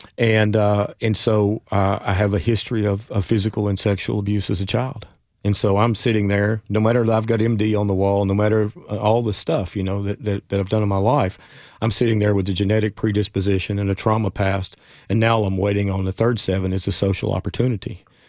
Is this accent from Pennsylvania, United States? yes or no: no; Jonesborough, Tennessee, United States; also born or lived in Johnson City, Tennessee; I was in East Tennessee at the time, my hometown of Jonesboro in Johnson City